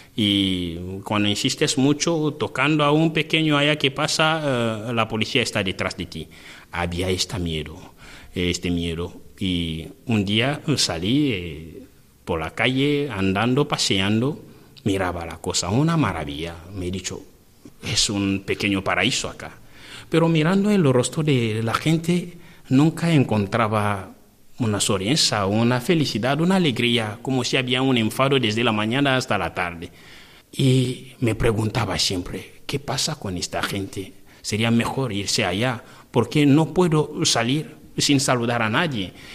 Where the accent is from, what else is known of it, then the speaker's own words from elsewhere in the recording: DR Congo; Spanish is a second language; moved away as an adult; now in Spain; yo que vengo de un país casi perdido en la pobreza